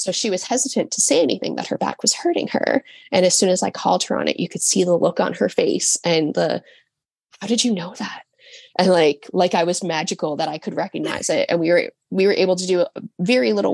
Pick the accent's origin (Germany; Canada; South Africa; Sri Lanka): Canada; St. John's, Newfoundland and Labrador; I live on an island on the eastern coast of Canada